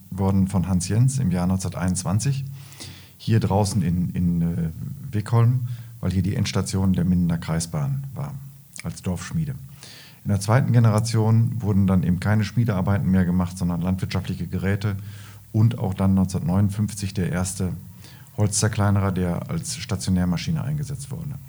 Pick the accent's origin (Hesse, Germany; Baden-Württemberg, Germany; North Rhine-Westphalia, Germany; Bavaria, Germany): North Rhine-Westphalia, Germany; Lahde; born there; ich bin in, in Lade geboren, an der Bahnstrecke und da wurden, äh, wurde eine Straße gebaut, die B482